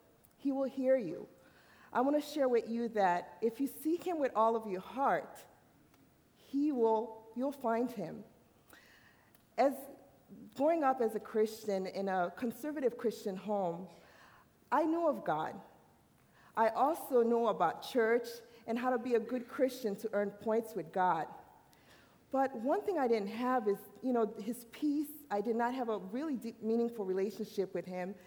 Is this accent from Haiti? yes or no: yes; Haiti; moved away; I'm an island girl. I'm from the island. I was born in Haiti.